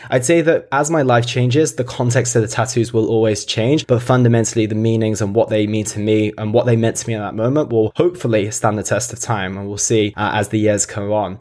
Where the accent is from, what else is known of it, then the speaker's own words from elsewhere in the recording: United Kingdom; I obviously grew up in the U K as well.